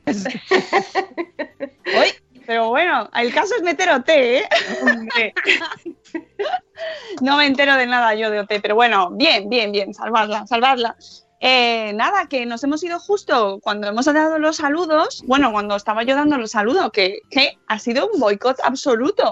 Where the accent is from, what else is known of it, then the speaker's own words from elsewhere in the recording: Guijo de Santa Bárbara, Extremadura, Spain; mi pueblo en Cáceres, Guijo de Santa Bárbara